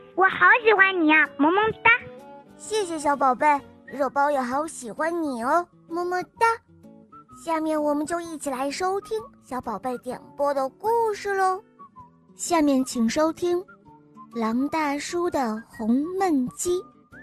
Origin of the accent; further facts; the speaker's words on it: Hefei, Anhui, China; 我今年六岁了，我来自安徽合肥